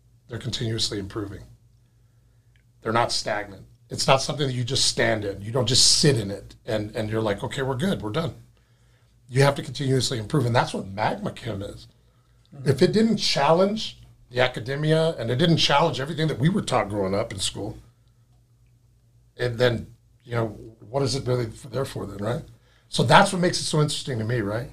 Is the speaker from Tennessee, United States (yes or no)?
no; West Texas, United States; moved away as an adult; now in Seattle, United States; Growing up in West Texas